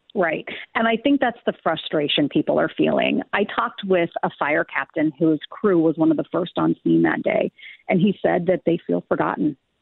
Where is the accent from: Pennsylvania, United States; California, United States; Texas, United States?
California, United States; now in Minnesota, United States; I grew up in California